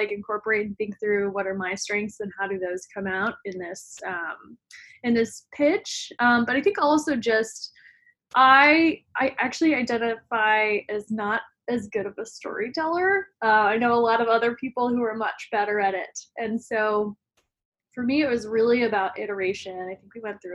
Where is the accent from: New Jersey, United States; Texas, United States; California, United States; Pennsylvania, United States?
Texas, United States; Denton; I'm originally from Denton, Texas, which is about 30 minutes north of Dallas, and definitely strongly identify as a Texan